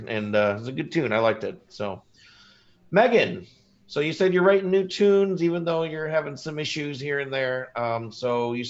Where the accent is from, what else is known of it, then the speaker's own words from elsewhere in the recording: Indiana, United States; I'm from Indiana.